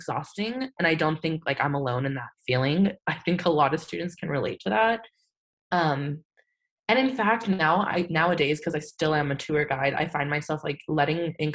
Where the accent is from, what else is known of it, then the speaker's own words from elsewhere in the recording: San Antonio, Texas, United States; also born or lived in Austin, Texas; I'm from San Antonio, Texas.